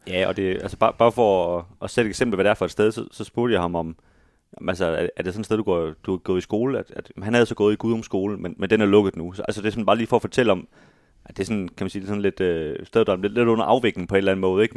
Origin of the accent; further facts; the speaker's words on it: Aarhus, Central Denmark Region, Denmark; vi i hvert fald her som, som aarhusianere